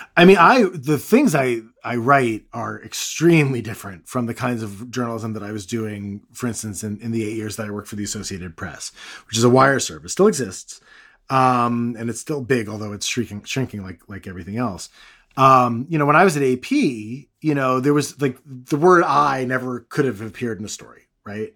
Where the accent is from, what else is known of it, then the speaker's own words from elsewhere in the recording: United States; I'm, I'm American